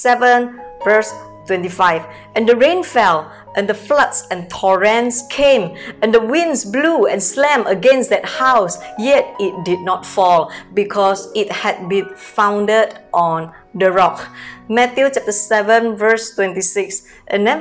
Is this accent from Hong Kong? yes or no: no; Medan, North Sumatra, Indonesia; moved away as an adult; now in Singapore; I came from Medan, North Sumatra, born in a very poor family